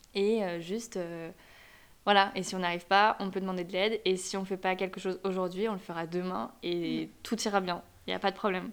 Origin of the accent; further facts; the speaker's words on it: France; also born or lived in Madrid / Paris; J'adore la France, c'est mon pays, je suis française